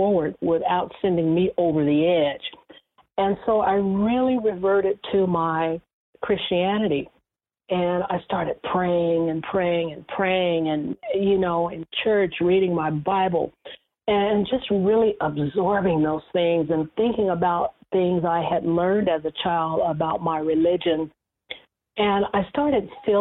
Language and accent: English; Bakersfield, California, United States; moved away as an adult; also born or lived in Los Angeles; I transferred my job that I had in my hometown of Bakersfield to Los Angeles